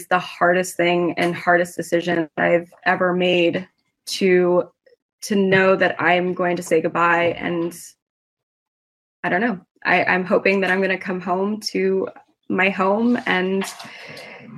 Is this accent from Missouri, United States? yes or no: no; Santa Monica, California, United States; moved away as an adult; now in Israel; I was born and raised in Santa Monica, in California